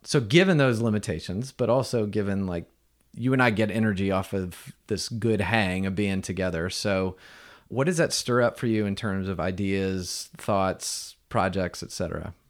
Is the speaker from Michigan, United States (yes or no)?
no; Atlanta, Georgia, United States; me being born in Atlanta